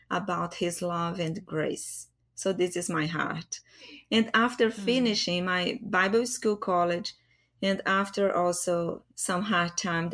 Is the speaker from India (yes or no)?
no; Brazil; I'm from Brazil.